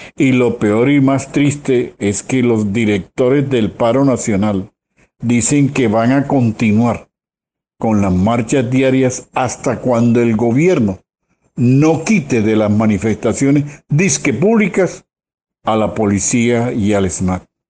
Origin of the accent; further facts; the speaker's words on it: Colombia; como colombianos